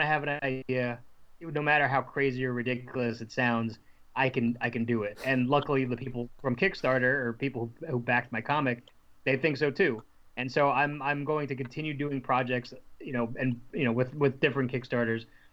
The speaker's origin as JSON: {"language": "English", "region": "New Jersey", "country": "United States", "said": "I'm from New Jersey"}